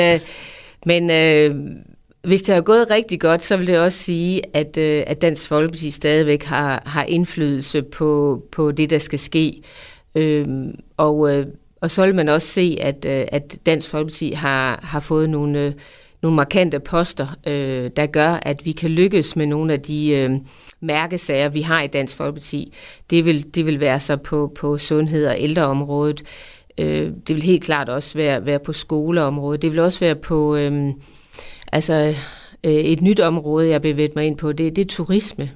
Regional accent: Djursland, Central Denmark Region, Denmark; er jo en ganske almindelig, øh, jævn jysk pige, øh, født og opvokset på Djursland

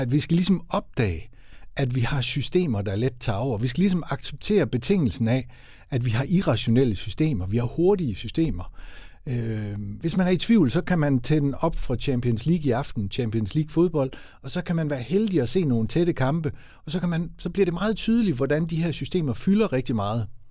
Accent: West Jutland, Central Denmark Region, Denmark; som vestjyde

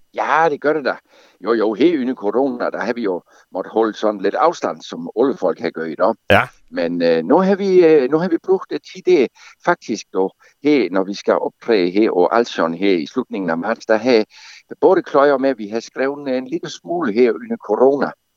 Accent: Gråsten, Southern Denmark, Denmark; accent: Sønderjysk (South Jutlandic); moved away; jeg kommer jo oprindeligt fra Gråsten, så jeg kunne tale min form for sønderjysk

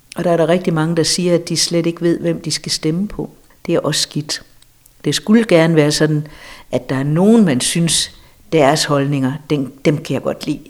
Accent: Denmark; vi som danskere

